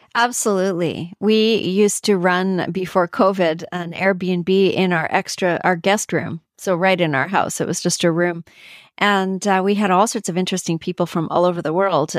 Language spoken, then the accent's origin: English; Canada; I'm from Canada.